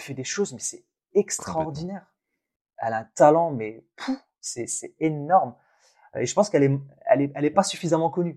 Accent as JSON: {"language": "French", "town": "Thenia", "region": "Boumerdès Province", "country": "Algeria", "tie": "born or raised there", "moved": "yes", "said": "je suis né en Algérie, dans une ville qui s'appelle Ténia. Et, euh, et en fait, dans l'immeuble où mes grands-parents vivaient et où j'ai fait mes premières années"}